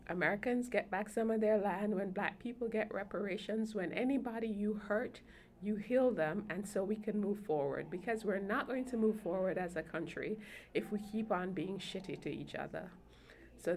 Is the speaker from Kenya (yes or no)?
no; Jamaica; now in United States; Since coming to the U.S., because I'm an immigrant from Jamaica, I'm both a Jamaican citizen and a U.S. citizen